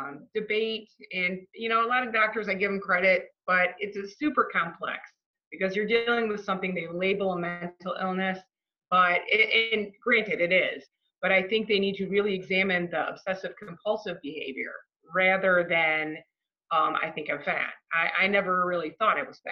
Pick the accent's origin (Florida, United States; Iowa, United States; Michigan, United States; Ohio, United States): Michigan, United States; Livonia; I grew up in Livonia, Michigan, so it's a little suburb of Detroit